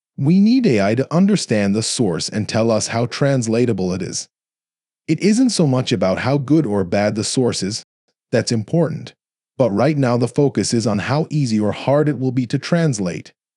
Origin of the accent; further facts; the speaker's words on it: Texas, United States; also born or lived in South Korea; Dell was in my hometown